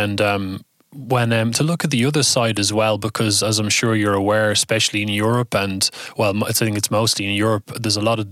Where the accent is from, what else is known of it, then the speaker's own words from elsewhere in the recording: Ireland; being Irish